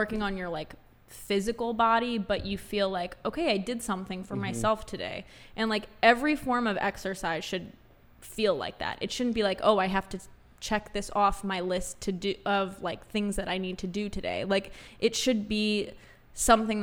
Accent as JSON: {"language": "English", "region": "Florida", "country": "United States", "tie": "born or raised there", "said": "growing up in Florida"}